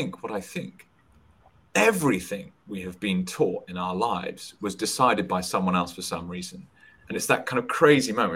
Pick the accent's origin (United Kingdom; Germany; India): United Kingdom; I'm British